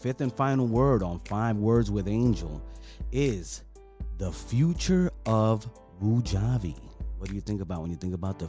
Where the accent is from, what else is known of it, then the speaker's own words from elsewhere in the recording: New York, United States; I came from New York